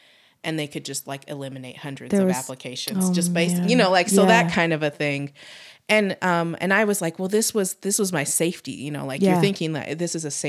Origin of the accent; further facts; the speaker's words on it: Utah, United States; And again, because, you know, I'm from Utah.